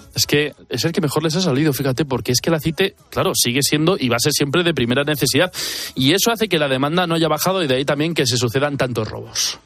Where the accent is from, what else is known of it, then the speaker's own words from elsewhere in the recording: Basque Country, Spain; Yo soy vasco